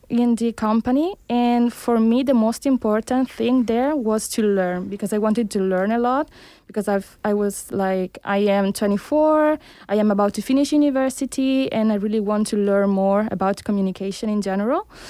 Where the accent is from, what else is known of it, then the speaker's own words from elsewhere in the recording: Italy; moved away as an adult; also born or lived in Cuba; now in Barcelona, Spain; I was born in Cuba, but I grew up in Italy, where I conducted my studies